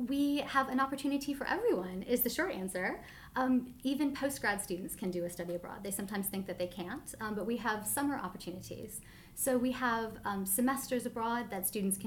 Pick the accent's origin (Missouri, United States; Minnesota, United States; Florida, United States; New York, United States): Minnesota, United States; Minneapolis; moved away as an adult; now in United Kingdom; Where I grew up is a city called Minneapolis, which is in the upper Midwest, and it's a lovely place, like really lovely place to grow up